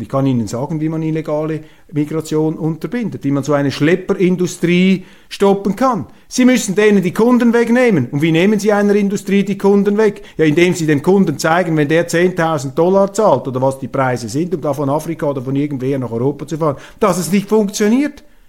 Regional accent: Switzerland; Als Schweizer

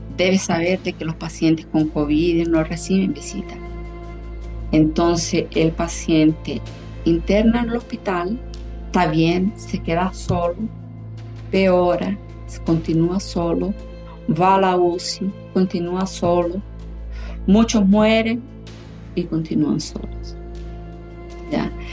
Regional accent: Chile; now in São Paulo, Brazil; Yo soy chilena, vivo aquí en Brasil hace muchos años

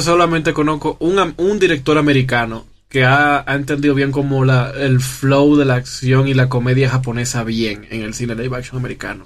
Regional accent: Dominican Republic; now in Mexico; yo como soy de República Dominicana, llego a México

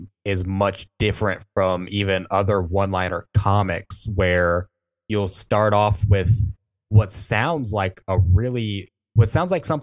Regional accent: Mississippi, United States; I'm from Mississippi

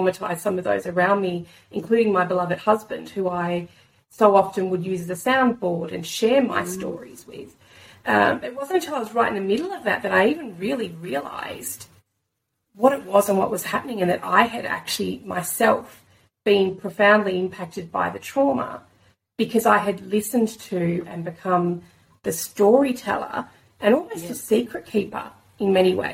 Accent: Australia; as an Australian here today

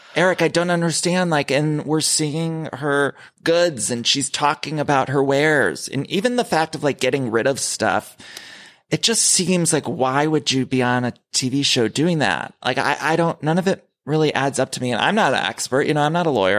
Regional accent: Ohio, United States; as a kid, I grew up in Ohio

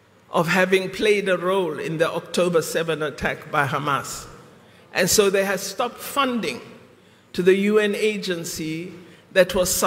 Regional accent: South Africa; we, as the people of South Africa

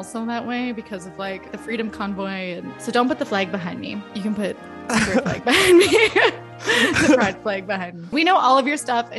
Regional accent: Canada; as a Canadian

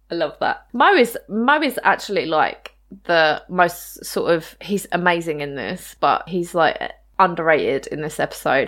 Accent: United Kingdom; growing up in the U K with no, you know, absolutely no guns around

